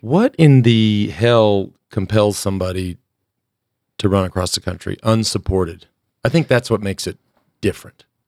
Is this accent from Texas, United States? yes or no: yes; Texas, United States; my home state of Texas